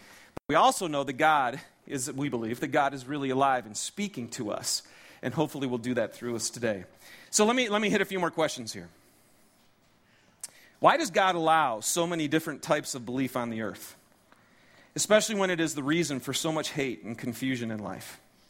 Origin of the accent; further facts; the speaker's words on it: Detroit, Michigan, United States; I'm from Detroit originally, and we have some video footage of some of the religious leaders in the Detroit community that we had done with my church back there